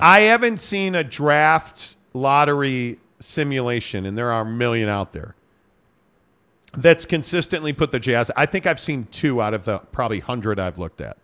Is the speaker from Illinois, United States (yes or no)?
yes; Chicago, Illinois, United States; I'm from Chicago